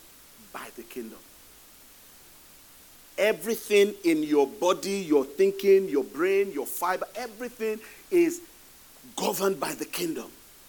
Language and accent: English; Nigeria; moved away; I'm originally from Nigeria.